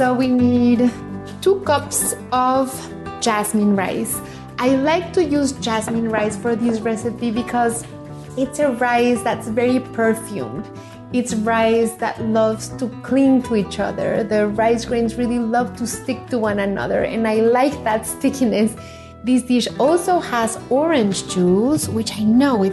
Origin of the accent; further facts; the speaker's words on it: Mexico; how little I know about my home country